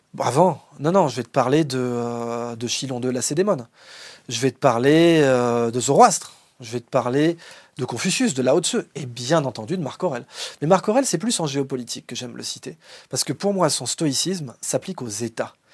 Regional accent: France; en tant que Français

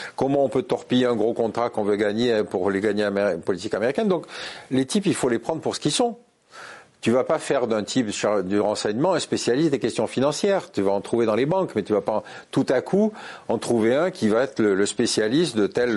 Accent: France

